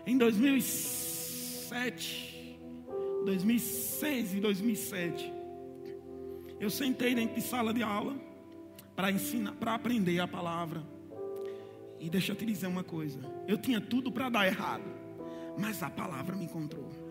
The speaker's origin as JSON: {"language": "Portuguese", "town": "Campina Grande", "region": "Paraíba", "country": "Brazil", "moved": "as an adult", "lives_now": "Ribeirão Preto, Brazil", "said": "nós somos nordestinos né, de Campina Grande, mas estamos em Ribeirão Preto há sete anos"}